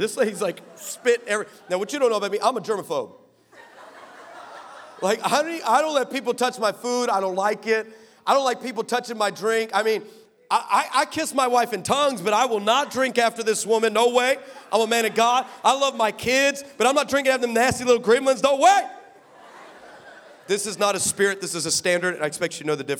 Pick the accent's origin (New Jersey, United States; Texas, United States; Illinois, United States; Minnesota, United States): Texas, United States; now in California, United States; I live in California, but I'm from Texas. I spent most of my life in Texas